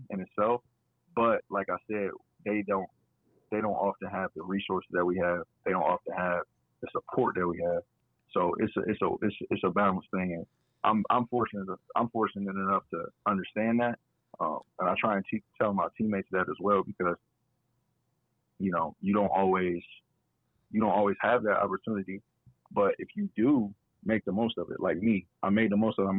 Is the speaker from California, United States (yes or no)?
no; Akron, Ohio, United States; born or raised there; moved away as an adult; now in Toledo, United States